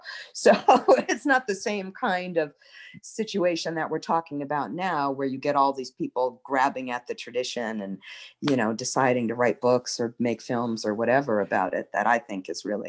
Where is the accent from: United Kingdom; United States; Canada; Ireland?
Ireland; I'm an Irish person and I'm worshiping this way